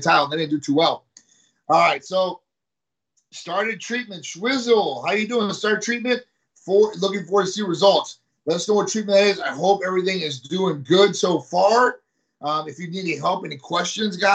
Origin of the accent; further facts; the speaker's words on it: Midwest, United States; now in Tampa, United States; I'm from the Midwest